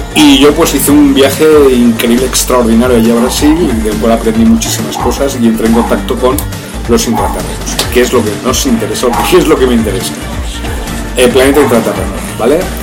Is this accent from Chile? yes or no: no; Spain; soy español, estuve en América